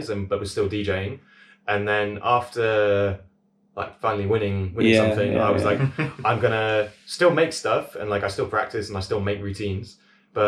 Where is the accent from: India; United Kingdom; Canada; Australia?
United Kingdom; London; moved away as an adult; now in Leicester, United Kingdom; I'm from South London originally. Okay. And I moved to Leicester when I was 19 for university